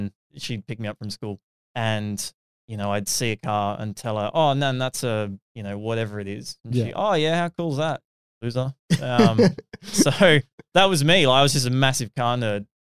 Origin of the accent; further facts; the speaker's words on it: Sydney, New South Wales, Australia; I lived in Dundas for ages, which is just outside of Carlingford, Epping, that area eastward. I went to school at Epping Boys